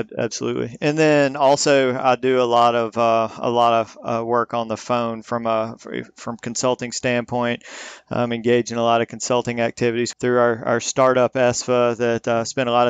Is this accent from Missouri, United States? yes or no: yes; Missouri, United States; So I was born and raised in Southeast Missouri, which is where I'm speaking to you from right now, Mississippi River Delta. We're about 2 hours north of Memphis, Tennessee.